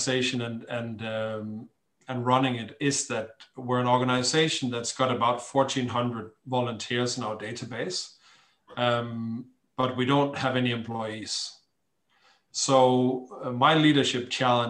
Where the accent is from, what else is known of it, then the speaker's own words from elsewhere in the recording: Denmark; moved away as an adult; I'm Danish. I grew up on the Danish West Coast in a hamlet.